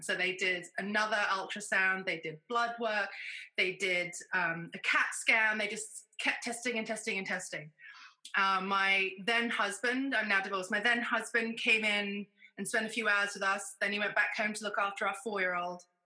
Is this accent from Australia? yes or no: no; United Kingdom; now in United States; I'm a Brit, but I live in America.